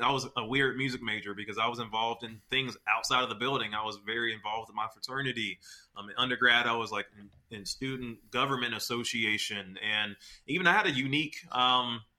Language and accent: English; Memphis, Tennessee, United States; I'm from Memphis, Tennessee